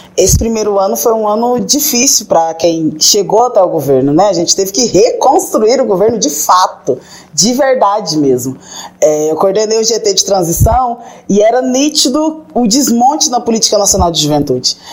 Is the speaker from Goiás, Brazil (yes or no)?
yes; interior of Goiás state, Brazil; Eu venho do interior do estado de Goiás